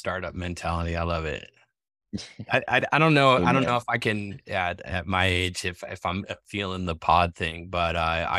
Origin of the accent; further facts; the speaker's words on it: New England, United States; moved away; I'm from New England, right? And we moved out of New England. Used to go back to.